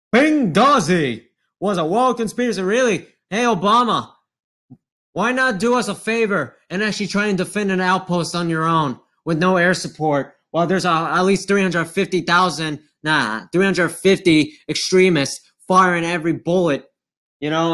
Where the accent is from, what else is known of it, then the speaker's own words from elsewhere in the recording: United States; I'm an American